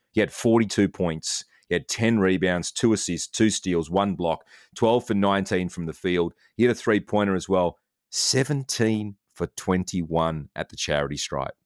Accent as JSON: {"language": "English", "country": "Australia", "said": "I'm Australian."}